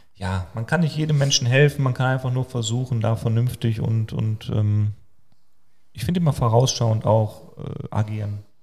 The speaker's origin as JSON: {"language": "German", "country": "Germany", "said": "Als Deutscher"}